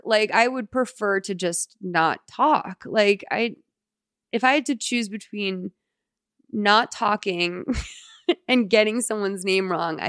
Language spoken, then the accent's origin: English; Tenafly, New Jersey, United States; I'm from Tenafly, New Jersey.